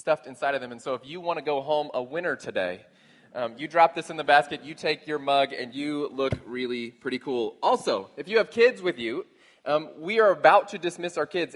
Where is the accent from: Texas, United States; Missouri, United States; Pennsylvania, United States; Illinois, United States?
Texas, United States; moved away; We're from Texas, where a piñata is usually involved